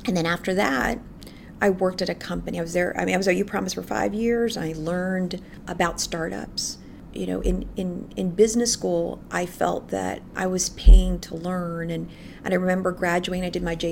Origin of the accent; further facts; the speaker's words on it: Philippines; moved away as an adult; now in United States; So I was born and raised in the Philippines, and I came here in the United States for college.